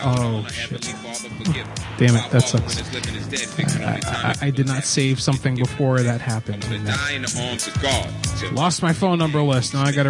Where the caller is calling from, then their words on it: San Jose, California, United States; I'm calling from San Jose.